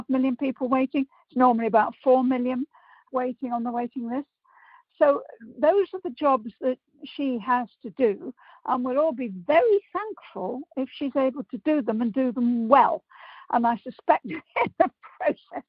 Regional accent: Liverpool, North West England, United Kingdom; I'm a Scouser

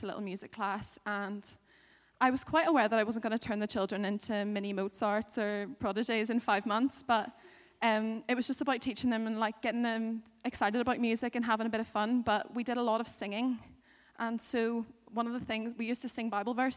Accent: Northern Ireland, United Kingdom; I'm a girl from Northern Ireland

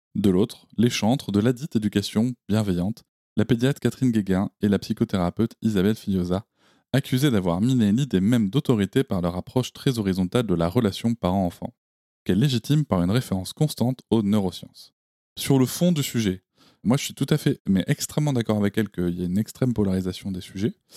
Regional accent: Gironde countryside, Nouvelle-Aquitaine, France; là où j'ai grandi, c'est-à-dire dans la campagne girondine

